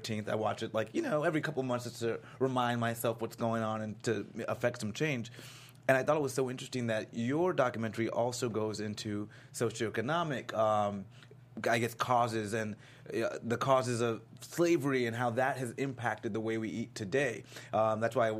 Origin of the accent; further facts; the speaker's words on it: Florida, United States; I'm from Florida